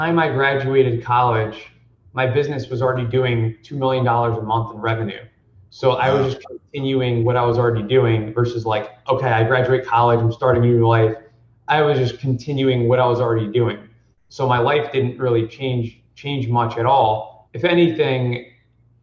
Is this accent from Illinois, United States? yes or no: no; New Jersey, United States; I grew up in New Jersey.